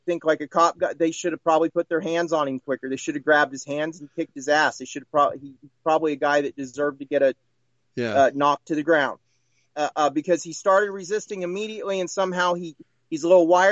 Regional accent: Joplin, Missouri, United States; I grew up in Joplin

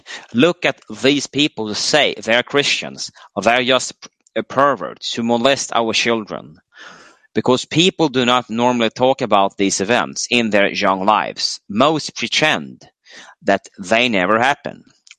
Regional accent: United States; As a teenage male growing up in America in the sexual revolution 70s, I was targeted by older males.

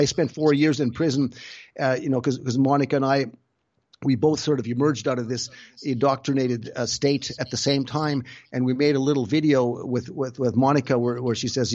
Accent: Canada; moved away as an adult; now in Germany; We both grew up in Canada. Like our family, we grew up in Canada, but and then I moved to Germany in 1985 already

